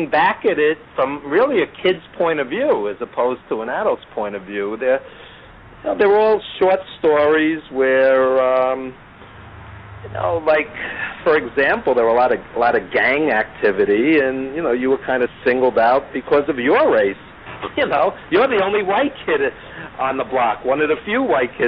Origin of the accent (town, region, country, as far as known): New York City, New York, United States; born or raised there